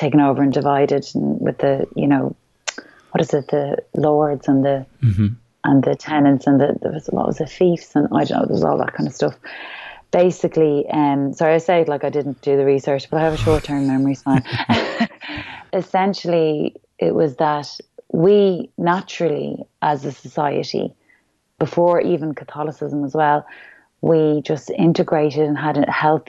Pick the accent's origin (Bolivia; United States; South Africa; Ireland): Ireland; who we really are as Irish people